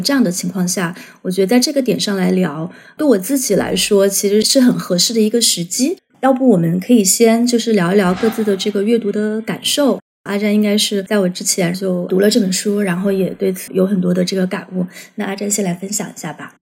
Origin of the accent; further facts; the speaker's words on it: Guizhou, China; moved away; 作为贵州人